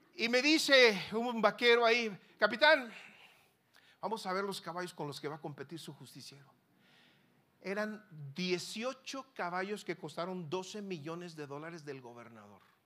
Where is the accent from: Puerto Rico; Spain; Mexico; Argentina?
Mexico; Tierra Caliente, Sonora; Yo soy de Tierra Caliente, de Sonora.